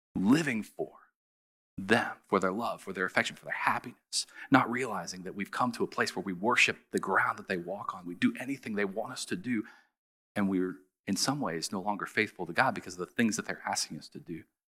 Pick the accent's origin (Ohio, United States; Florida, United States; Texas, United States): Ohio, United States; Southern; I grew up in Southern Ohio